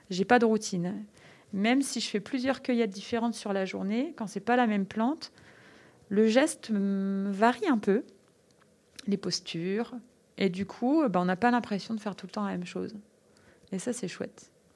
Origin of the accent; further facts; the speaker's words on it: French Flanders, Mont Cassel, Hauts-de-France, France; Je suis originaire des Flandres, au pied du Mont Cassel